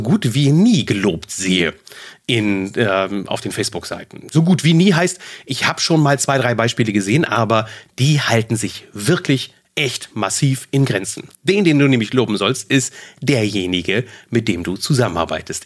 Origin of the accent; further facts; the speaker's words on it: Germany; bei uns in Deutschland